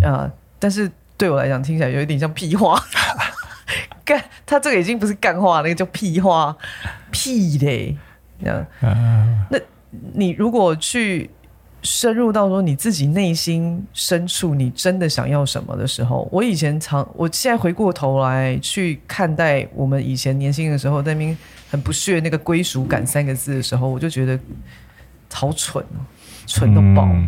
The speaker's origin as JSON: {"language": "Chinese", "region": "Taipei", "country": "Taiwan", "tie": "born or raised there", "said": "忠孝东路其实是我长大的地方"}